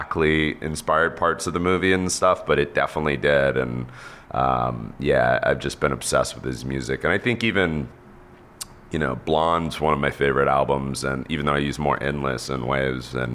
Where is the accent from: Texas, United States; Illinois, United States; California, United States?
Texas, United States; I grew up in Texas